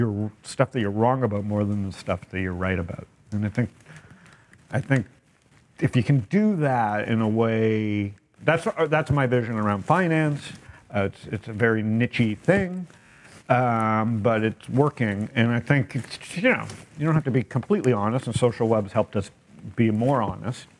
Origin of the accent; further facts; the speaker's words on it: Toronto, Ontario, Canada; now in San Diego, United States; born and raised in Toronto